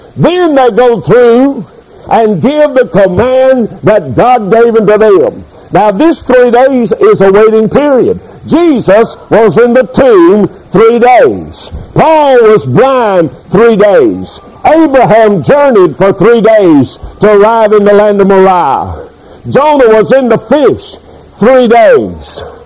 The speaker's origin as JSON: {"language": "English", "country": "United States", "said": "I am an American"}